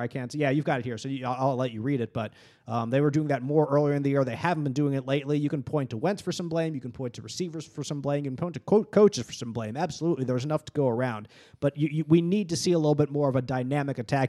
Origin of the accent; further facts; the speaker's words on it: Philadelphia, Pennsylvania, United States; I grew up in Philadelphia